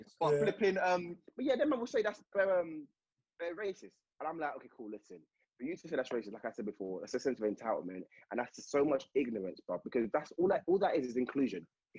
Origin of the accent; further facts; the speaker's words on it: England, United Kingdom; I may be oblivious to it because I'm from England